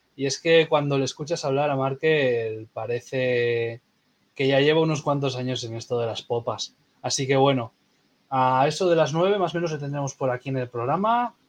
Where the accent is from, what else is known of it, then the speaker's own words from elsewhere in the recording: Castro Urdiales, Cantabria, Spain; yo soy de Castro